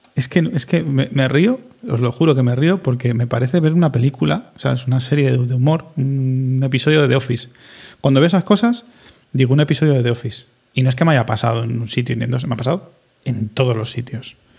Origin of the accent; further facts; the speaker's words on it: Spain; somos españoles